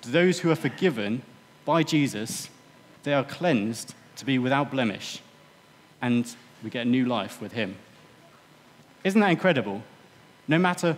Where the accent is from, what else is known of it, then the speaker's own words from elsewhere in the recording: United Kingdom; I think as British